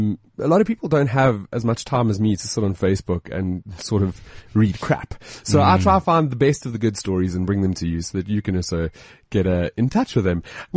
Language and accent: English; South Africa; accent: South African; I think it's my South accent.